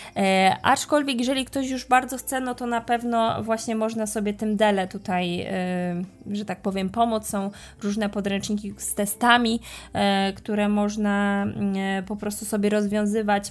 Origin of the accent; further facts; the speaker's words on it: Poland; jestem Polką uczącą się hiszpańskiego